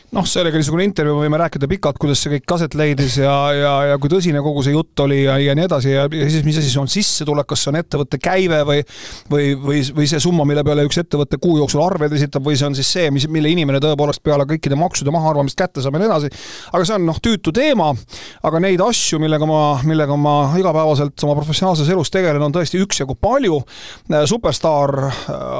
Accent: Tallinn, Harju County, Estonia; moved away as an adult; Tallinn on minu sünnilinn

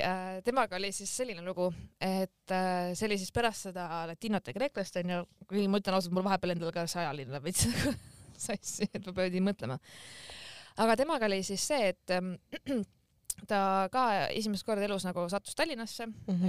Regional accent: Estonia; ma ikkagi olen eestlane

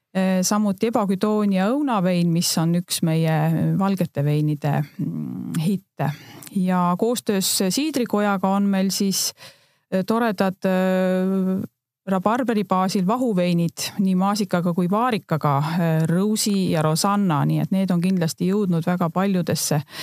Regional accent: Northern Estonia, Estonia; moved away as an adult; now in Võru County, Estonia; abikaasaga me tegelikult oleme Põhja-Eestist pärit ja, ja Võrumaale nii-öelda sisse rännanud

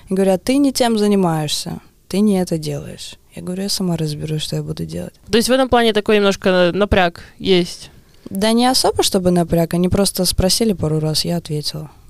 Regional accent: Narva, Ida-Viru County, Estonia; now in Tallinn, Estonia; Не, я из Нарвы. Из Нарвы. Но я уже лет 15 живу в Таллине.

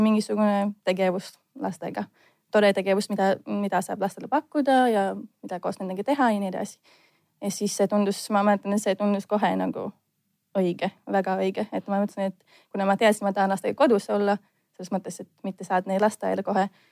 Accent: Latvia; Estonian is a second language; now in Estonia; ma olen lätlane

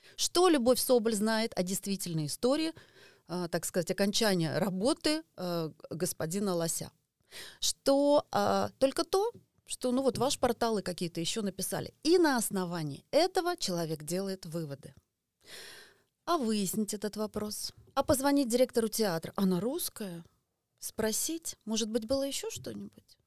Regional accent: Estonia; я родилась в Эстонии

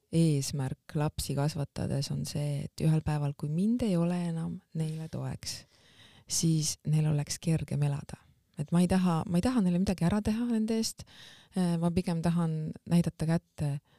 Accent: Valga, Valga County, Estonia; moved away as an adult; also born or lived in Tallinn; mina olen pärit Valgast, olen lõpetanud äh, Valga gümnaasiumi

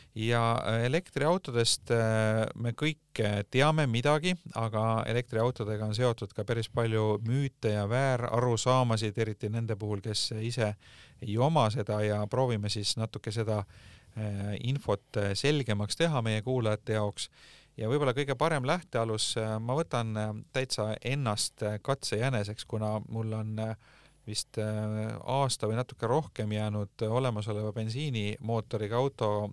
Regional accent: Tartu, Tartu County, Estonia; moved away; mina olen Tartust pärit

